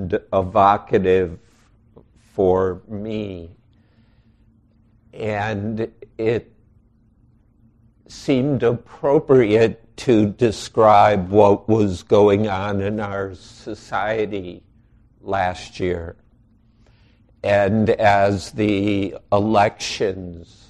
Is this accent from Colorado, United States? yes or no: no; outside Chicago, Illinois, United States; now in Wisconsin, United States; I grew up outside Chicago